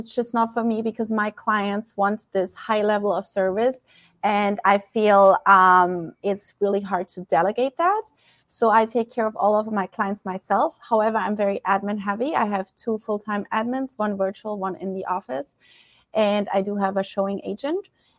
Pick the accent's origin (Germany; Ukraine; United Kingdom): Germany; moved away as an adult; I'm originally from Germany. And I came to this beautiful country as a nanny, as an au pair. And that was 15 years ago in June, and I'm still here.